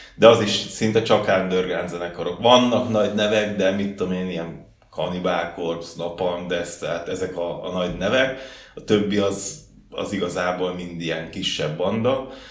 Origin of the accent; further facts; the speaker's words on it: Csömör, Pest, Hungary; also born or lived in Gödöllő / Budapest; Én Csömörre születtem, hát helyileg Gödöllön születtem, de Csömörön laktam világ életembe, talán egy-két évet laktam benn Pesten.